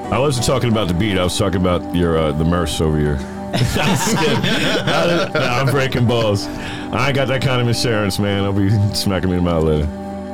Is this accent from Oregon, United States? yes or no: no; New York, United States; now in Tampa Bay, United States; I'm originally from New York